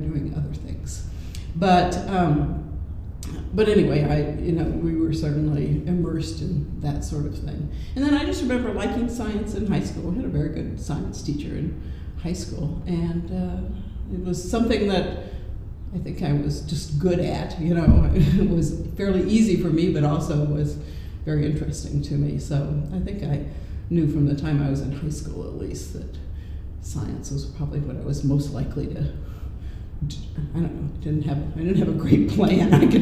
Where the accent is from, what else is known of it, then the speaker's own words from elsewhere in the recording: Oklahoma City, Oklahoma, United States; also born or lived in Iowa / Tulsa; I grew up in Oklahoma City